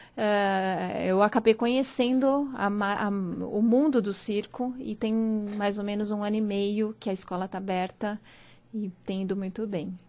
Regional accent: interior of São Paulo, Brazil; now in São Paulo, Brazil; eu sou do interior de São Paulo

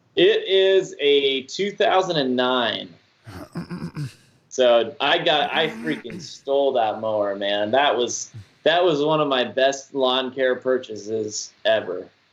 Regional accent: Georgia, United States; moved away as an adult; also born or lived in Utah; now in Florida, United States; I was born and raised in Georgia

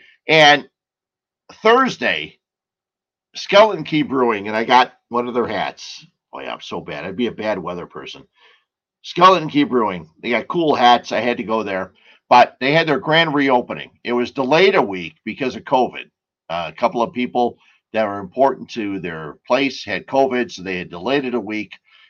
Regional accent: Cicero, Illinois, United States; also born or lived in Westmont, Illinois; I grew up in Cicero, So there were many times after my wife and I got married, we lived in Westmont

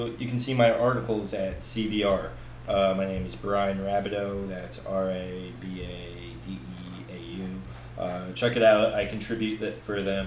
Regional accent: New Jersey, United States; I'm from Jersey

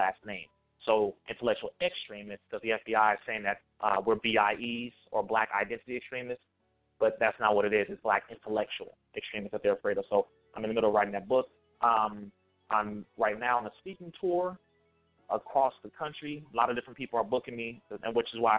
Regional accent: Compton, California, United States; I'm from Compton

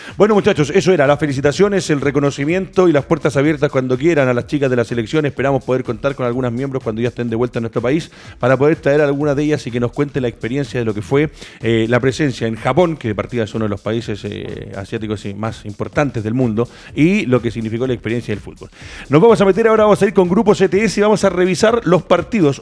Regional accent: Chile

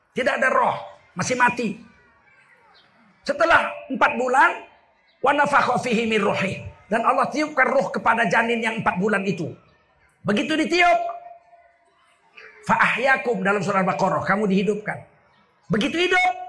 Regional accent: Java, Indonesia; Apa kata orang-orang Jawa di kampung saya?

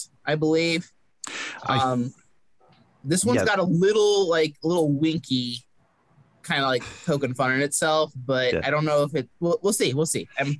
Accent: Midwest, United States; growing up in the Midwest with cornfields and abandoned houses and stuff

